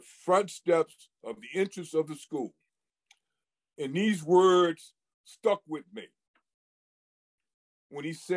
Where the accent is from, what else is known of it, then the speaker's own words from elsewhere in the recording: Hartford, Connecticut, United States; I grew up in Bellevue Square in the north end of Hartford, raised by a single parent